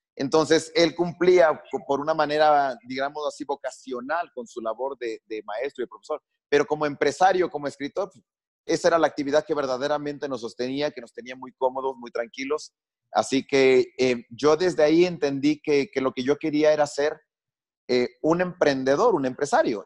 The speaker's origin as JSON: {"language": "Spanish", "town": "Quito", "region": "Pichincha", "country": "Ecuador", "tie": "born or raised there", "said": "crecí en Quito"}